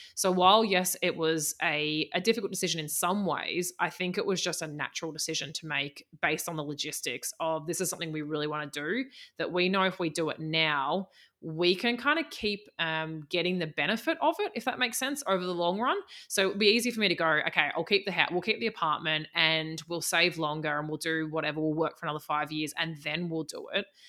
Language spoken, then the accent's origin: English; Australia; moved away as an adult; also born or lived in New Zealand; I am Australian, and I lived for about the la, past five years in New Zealand